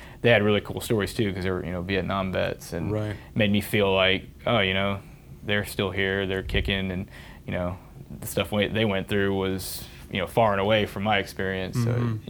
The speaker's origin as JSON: {"language": "English", "area": "near Murfreesboro", "region": "Tennessee", "country": "United States", "tie": "born or raised there", "said": "MTSU right here, close to my hometown"}